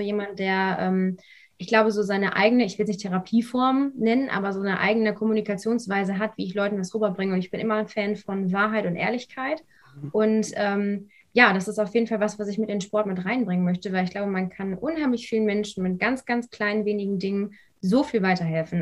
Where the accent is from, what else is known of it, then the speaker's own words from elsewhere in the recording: Lüdenscheid, North Rhine-Westphalia, Germany; moved away as an adult; komme ursprünglich aus dem Sauerland, aus Lüdenscheid